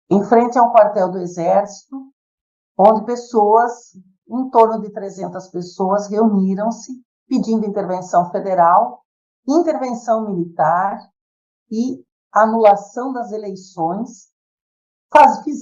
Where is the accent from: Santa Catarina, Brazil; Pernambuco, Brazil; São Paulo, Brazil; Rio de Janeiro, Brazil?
Santa Catarina, Brazil; São Miguel do Oeste; sou de São Miguel do Oeste, Santa Catarina, sou advogada há 27 anos